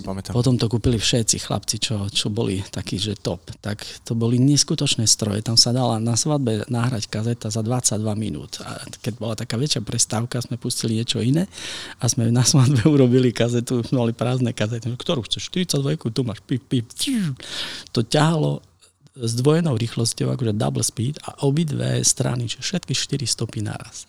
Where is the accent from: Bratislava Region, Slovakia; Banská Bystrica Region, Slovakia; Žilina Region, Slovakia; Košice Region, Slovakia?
Košice Region, Slovakia; Košice; u nás v Košiciach sme strašne proste funky to bolo